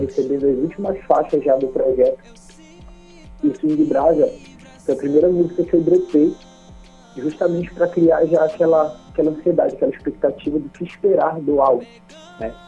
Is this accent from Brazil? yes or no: yes; Curuçá, Pará, Brazil; moved away as an adult; also born or lived in Belém; now in Viseu, Brazil; eu nasci em Belém, mas eu fui criado em Curuçá. Né? Passei minha infância toda em Curuçá